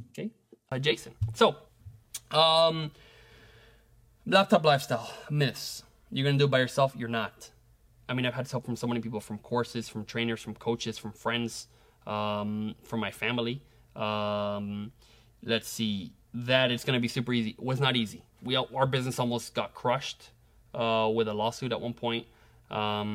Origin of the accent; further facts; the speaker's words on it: Venezuela; now in United States; Venezuela, my home country